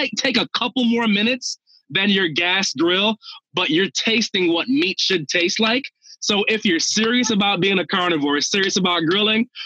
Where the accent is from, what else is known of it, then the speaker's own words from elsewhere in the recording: Minnesota, United States; I'm, I'm from Minnesota